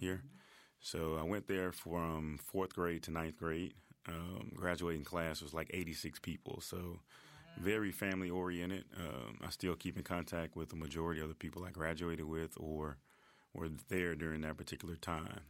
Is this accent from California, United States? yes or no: no; Memphis, Tennessee, United States; I'm originally from Whitehaven